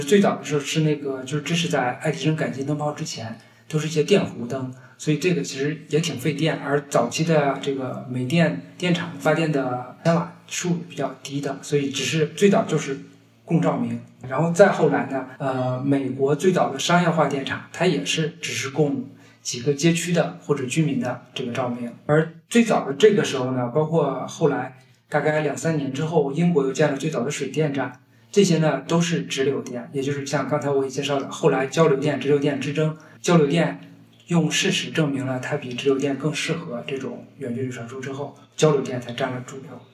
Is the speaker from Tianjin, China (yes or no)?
no; Hebei, China; moved away as an adult; also born or lived in Liaoning; now in Beijing, China; 因为我家乡是在河北，然后我原来在辽宁工作呢